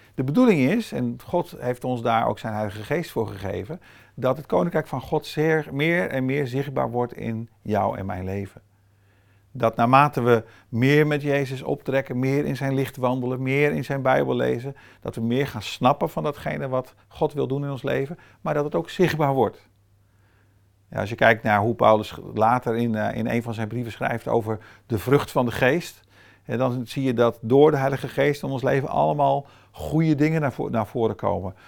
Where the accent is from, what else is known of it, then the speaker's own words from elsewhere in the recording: Brazil; now in Netherlands; Met mijn eh, toch semi-allochtone achtergrond, opgegroeid in Brazilië